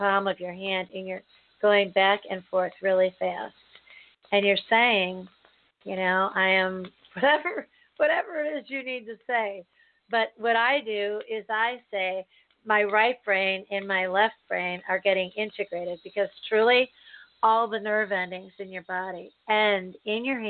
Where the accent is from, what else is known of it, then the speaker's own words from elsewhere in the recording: United States; I'm an American, born and bred, raised and lived here my entire life